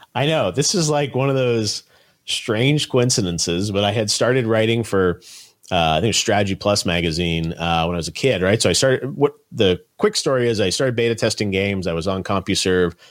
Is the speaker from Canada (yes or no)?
yes; Toronto, Ontario, Canada; I grew up in Toronto, Canada